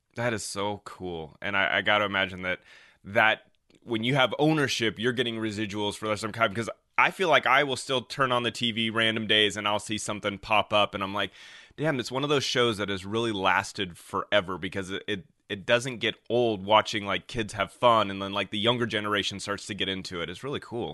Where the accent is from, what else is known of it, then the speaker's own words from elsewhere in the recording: Denver, Colorado, United States; now in California, United States; I am originally from Denver, Colorado